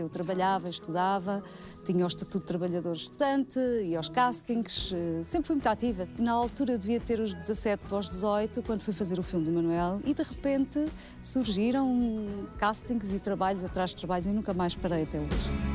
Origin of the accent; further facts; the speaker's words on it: Portugal; also born or lived in Angola / Odivelas, Portugal / Mora, Alto Alentejo, Portugal; Eu nasci em Angola, vim com seis meses para cá. Os meus pais compraram casa em Odivelas